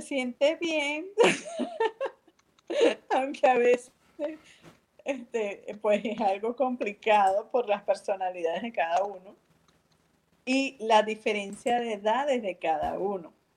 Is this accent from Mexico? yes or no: no; San Diego, Carabobo, Venezuela; also born or lived in Valencia, Venezuela; yo originalmente soy de Valencia, Valencia, o sea, la ciudad, pero muy pequeña, como de 10 años, 11 años, estoy en San Diego, en la Esmeralda.